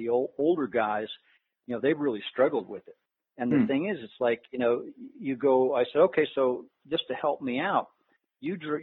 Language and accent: English; Colorado, United States; I'm from Colorado